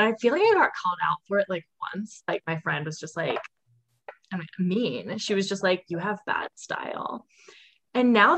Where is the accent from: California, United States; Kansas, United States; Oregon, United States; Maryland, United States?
Maryland, United States; Annapolis; I'm from Annapolis, Maryland